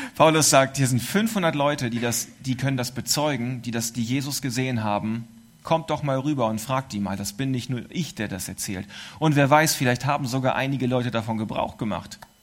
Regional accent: East Frisia, Lower Saxony, Germany; es war die Insel, auch die zu meiner Heimat und Geburtsstadt gehört

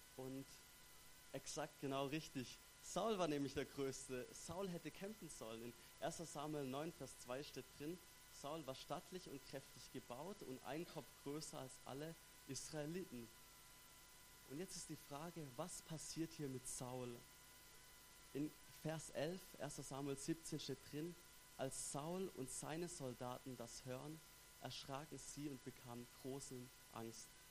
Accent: Stuttgart, Baden-Württemberg, Germany; accent: Swabian; moved away as an adult; now in Basel, Switzerland; ich komme ursprünglich aus Stuttgart, her im wunderschönen Baden-Württemberg

